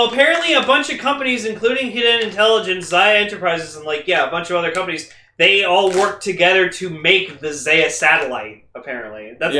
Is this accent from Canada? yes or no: yes; Hamilton, Ontario, Canada; technically I was born in Hamilton.